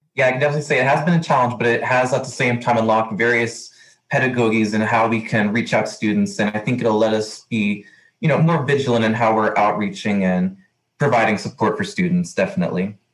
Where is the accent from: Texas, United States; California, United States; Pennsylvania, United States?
Texas, United States; El Paso; I'm from El Paso, Texas, 30 minutes away from Las Cruces